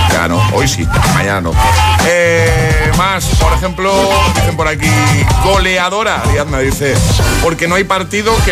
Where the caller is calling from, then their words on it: Toledo, Castilla-La Mancha, Spain; desde Toledo.